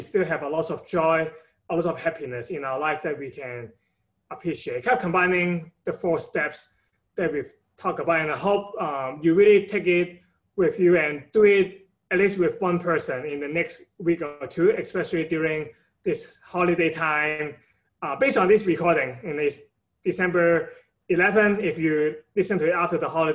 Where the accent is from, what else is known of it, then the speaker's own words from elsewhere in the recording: Hong Kong; now in United States; I'm from Hong Kong originally. So my parent have been giving me a lot of support throughout my time in the state in the past 10 years